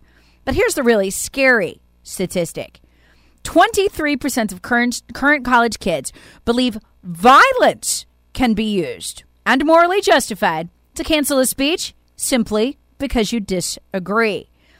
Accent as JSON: {"language": "English", "town": "Greenville", "region": "South Carolina", "country": "United States", "tie": "born or raised there", "said": "Now, there have been protests, including here in my hometown of Greenville, South Carolina, but they were small and pathetic."}